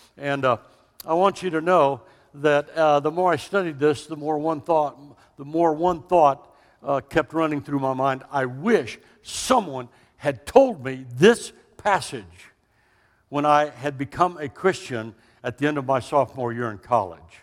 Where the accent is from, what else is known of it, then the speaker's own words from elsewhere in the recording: Austin, Texas, United States; also born or lived in Dallas; we are from Texas. Don't mistake that. We were both born in the capital city of Austin.